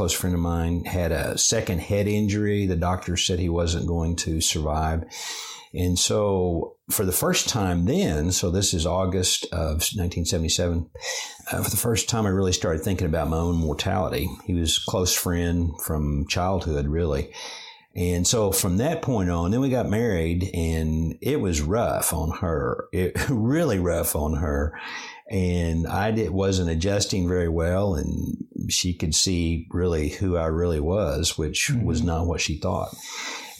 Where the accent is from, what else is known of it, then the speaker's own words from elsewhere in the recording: Chickasha, Oklahoma, United States; grew up in Chickasha, Oklahoma. That's my hometown.